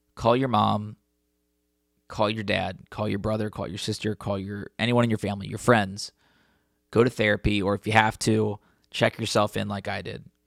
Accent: Cincinnati, Ohio, United States; my hometown in Cincinnati

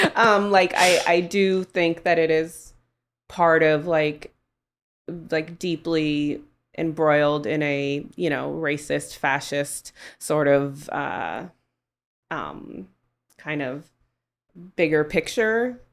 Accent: Oakland, California, United States; I grew up in Oakland in the nineties

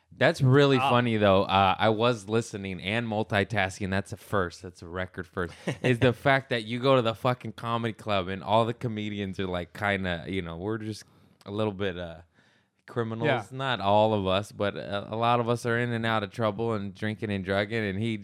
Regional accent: United States; I'm American.

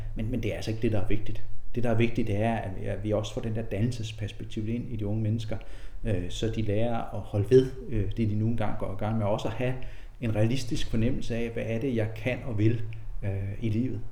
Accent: Lilleø, Zealand, Denmark; also born or lived in Korsør; så er jeg født i Korsør. Øh, øh, vokse op som barn på Lilleø

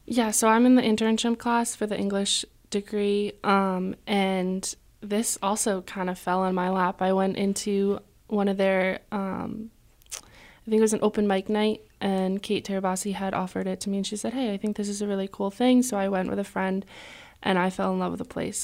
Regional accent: Colchester, Connecticut, United States; moved away as an adult; now in Keene, United States; I am from a small town called Colchester in Connecticut

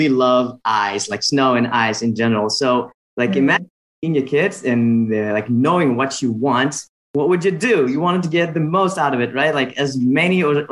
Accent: Uzbekistan; I am from Uzbekistan

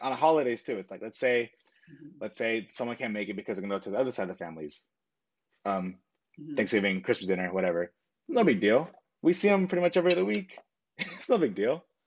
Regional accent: Long Beach, California, United States; Born in Long Beach, California

